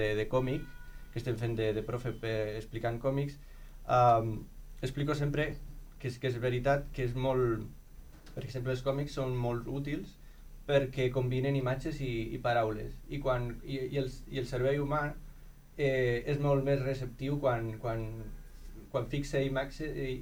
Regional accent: Zamora, Castile and León, Spain; now in Lleida, Spain; jo no sóc de Lleida, eh? jo sóc de Zamora

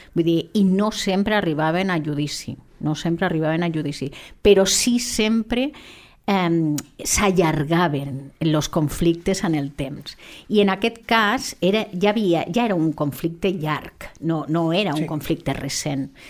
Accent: Lleida, Catalonia, Spain; som de Lleida

